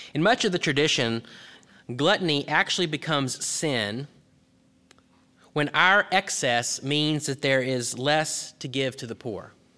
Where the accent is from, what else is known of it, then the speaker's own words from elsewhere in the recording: Texas, United States; When I was growing up in Texas